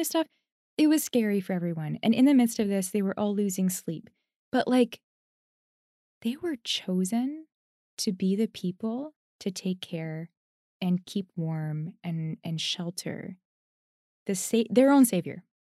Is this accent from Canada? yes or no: yes; Canada; I'm Canadian